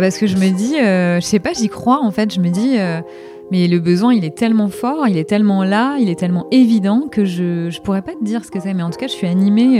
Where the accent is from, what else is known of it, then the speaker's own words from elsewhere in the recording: Normandy, France; moved away as an adult; also born or lived in Hauts-de-Seine, France; je suis originaire de Normandie à la base